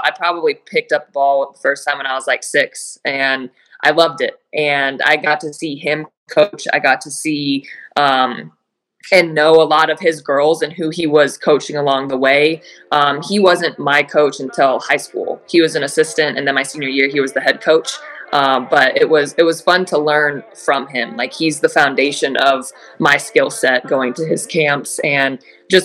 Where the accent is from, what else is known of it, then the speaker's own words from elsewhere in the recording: Phoenix, Arizona, United States; also born or lived in Oregon; I'm from Phoenix